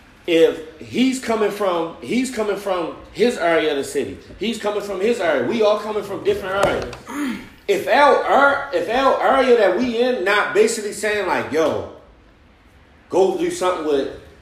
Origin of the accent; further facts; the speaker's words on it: Baltimore, Maryland, United States; also born or lived in Atlanta; So if I'm coming from West Baltimore